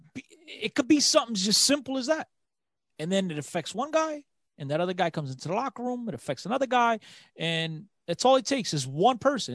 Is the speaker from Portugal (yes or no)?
yes; Aveiro, Centro, Portugal; in Aveiro, um, my hometown